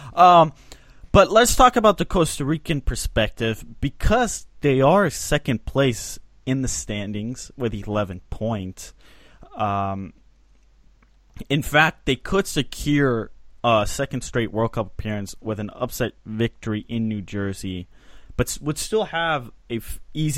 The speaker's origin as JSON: {"language": "English", "country": "Switzerland", "said": "my home country of Switzerland."}